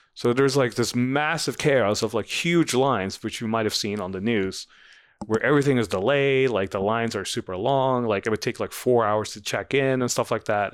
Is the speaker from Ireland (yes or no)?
no; Netherlands; moved away as an adult; now in United States; I grew up in the Netherlands